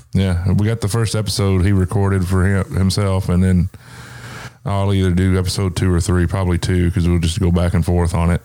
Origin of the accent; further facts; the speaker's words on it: the South, United States; I grew up in the South